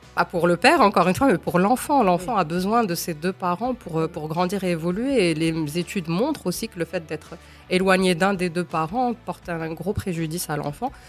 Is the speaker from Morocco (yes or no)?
yes; Morocco; Je suis une femme marocaine, je suis maman de deux enfants, je suis avocate, militante